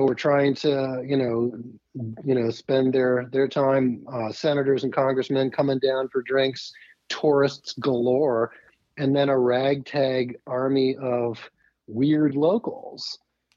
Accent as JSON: {"language": "English", "town": "Annapolis", "region": "Maryland", "country": "United States", "tie": "born or raised there", "said": "I grew up in Annapolis"}